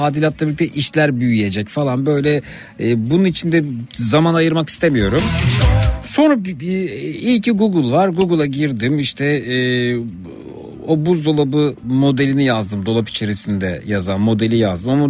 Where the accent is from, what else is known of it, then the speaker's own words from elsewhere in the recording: Turkey; bir Türk olarak Almanya'ya gidip orada bir otomobil satın aldığımda